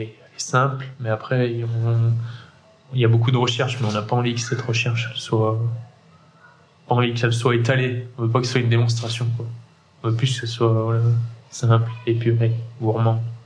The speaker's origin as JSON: {"language": "French", "town": "Saint-Étienne", "region": "Auvergne-Rhône-Alpes", "country": "France", "tie": "born or raised there", "moved": "as an adult", "lives_now": "Le Puy-en-Velay, France", "said": "moi, je suis un pur Stéphanois, de parents stéphanois, de grands-parents stéphanois j'ai une enfance très paysanne"}